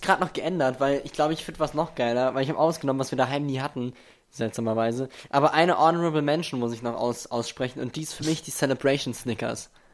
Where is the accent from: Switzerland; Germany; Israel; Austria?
Germany; mein Heimatdorf